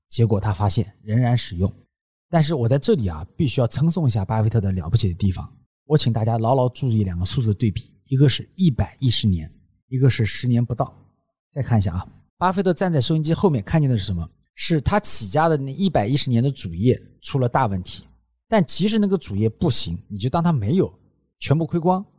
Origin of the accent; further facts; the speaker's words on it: China; 我们中国人